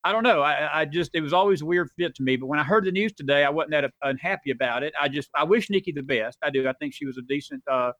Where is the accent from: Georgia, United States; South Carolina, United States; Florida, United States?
Florida, United States; Tallahassee; I grew up in Tallahassee, Florida, actually, just north of there